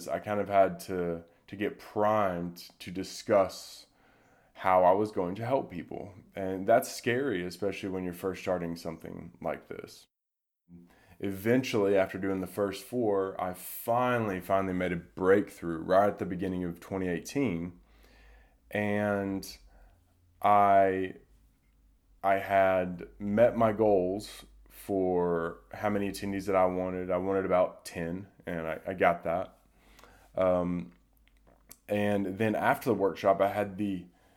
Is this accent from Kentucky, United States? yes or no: no; Durham, North Carolina, United States; my hometown, Durham, North Carolina